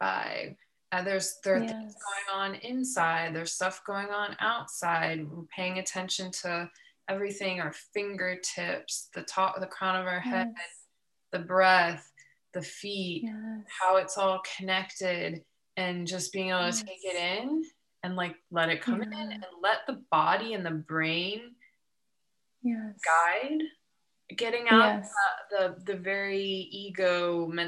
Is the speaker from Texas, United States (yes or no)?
no; Ohio, United States; now in Southern California, United States; I'm from Ohio